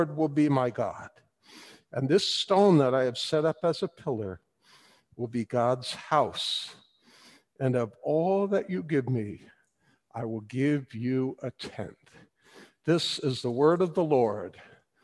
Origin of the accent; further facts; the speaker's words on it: Paterson, New Jersey, United States; Now we're from Patterson